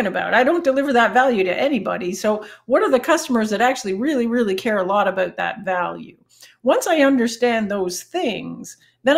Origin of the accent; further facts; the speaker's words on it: Canada; accent: Canadian; my Canadian accent